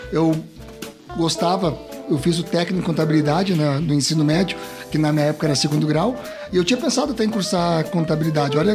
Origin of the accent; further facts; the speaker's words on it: Formigueiro, Rio Grande do Sul, Brazil; now in Caxias do Sul, Brazil; venho de Formigueiro para para Caxias do Sul. Hoje eu sou um, um caxiense de Formigueiro, né?